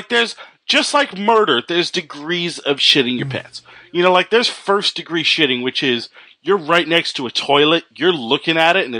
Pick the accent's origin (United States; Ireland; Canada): Canada; I'm Canadian.